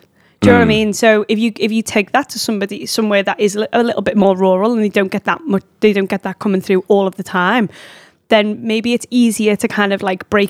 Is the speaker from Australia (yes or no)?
no; England, United Kingdom; We're so English about it.